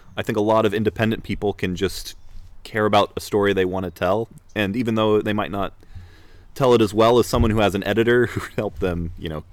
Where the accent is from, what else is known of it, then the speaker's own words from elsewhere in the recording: Salt Lake City, Utah, United States; moved away; I grew up in Salt Lake City on the avenues, for people who are familiar with Utah